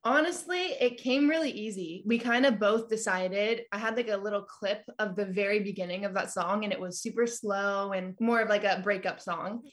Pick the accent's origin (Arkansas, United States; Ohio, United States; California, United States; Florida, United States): California, United States; also born or lived in Nashville / Colorado / Albuquerque; now in Texas, United States; So I was originally born and raised in California